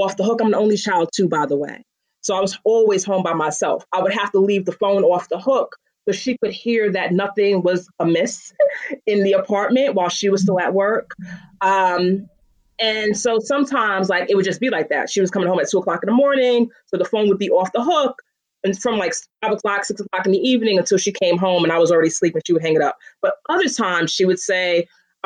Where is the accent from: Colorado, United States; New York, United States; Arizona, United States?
New York, United States; New York City; I'm born and bred in Bed-Stuy